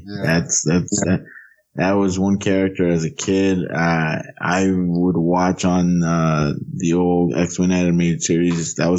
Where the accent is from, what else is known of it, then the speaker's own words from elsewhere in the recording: United States; also born or lived in Honduras; Growing up in the United States